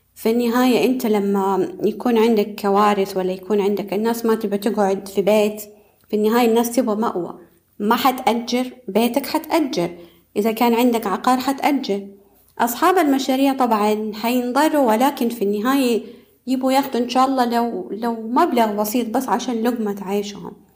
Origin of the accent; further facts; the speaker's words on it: Saudi Arabia; عندنا في السعودية